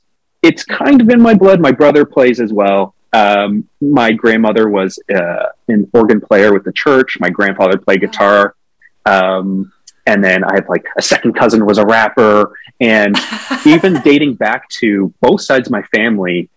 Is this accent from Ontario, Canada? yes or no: yes; Whitby, Ontario, Canada; now in Toronto, Canada; I grew up in a town called Whitby, which is about 40 minutes from Toronto.